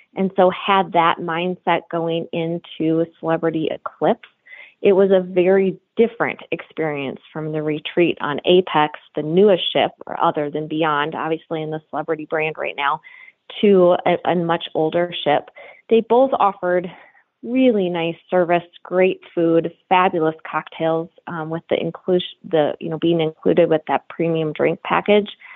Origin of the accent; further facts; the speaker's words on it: South Dakota, United States; we're from South Dakota